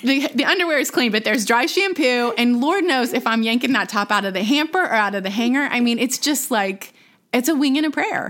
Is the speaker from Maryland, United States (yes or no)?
no; Plano, Texas, United States; also born or lived in Dallas; now in Austin, United States; I was born in Dallas, grew up in Plano.